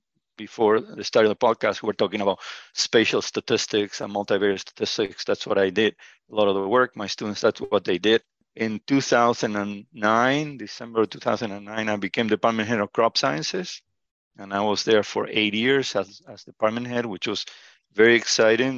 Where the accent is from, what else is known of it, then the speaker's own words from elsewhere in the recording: Argentina; moved away as an adult; now in Illinois, United States; My background is I grew up in Argentina.